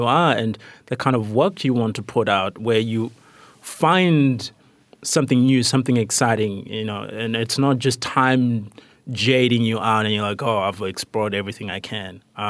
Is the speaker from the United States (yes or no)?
no; Rwanda; also born or lived in Malawi / Tanzania; started questioning the kind of moralistic Christianity that has been imposed by colonialism where I grew up in Rwanda and Malawi and Tanzania